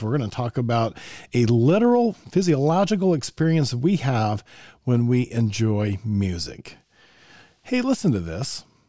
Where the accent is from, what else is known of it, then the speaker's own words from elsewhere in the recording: Evergreen, Colorado, United States; moved away; I grew up in Evergreen